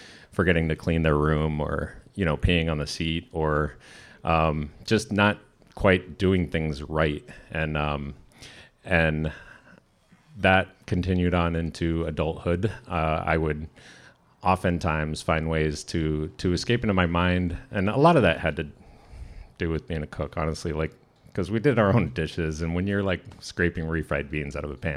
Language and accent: English; San Diego, California, United States; now in Sitka, United States; I'm from San Diego